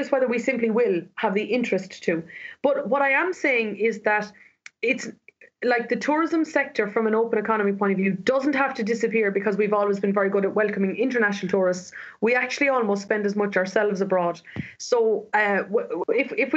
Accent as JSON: {"language": "English", "country": "Ireland", "said": "as Irish people"}